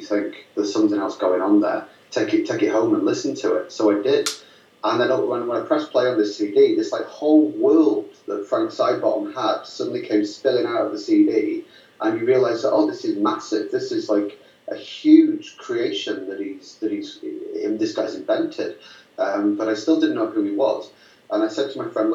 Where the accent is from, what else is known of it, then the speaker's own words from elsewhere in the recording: Lancashire, North West England, United Kingdom; I grew up in Lancashire in the northwest of England